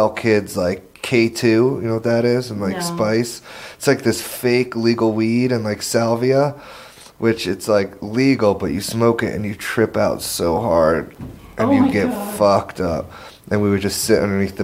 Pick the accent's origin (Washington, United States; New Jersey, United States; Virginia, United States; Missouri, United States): New Jersey, United States; Jersey Shore; The Jersey Shore